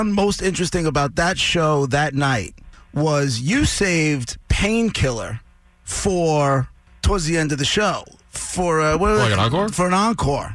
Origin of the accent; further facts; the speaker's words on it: Long Island, New York, United States; I grew up here on Long Island, and WBAB was the radio station that I grew up listening